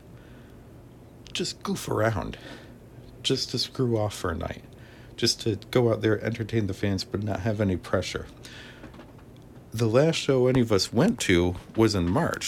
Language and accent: English; Watertown, United States; born or raised there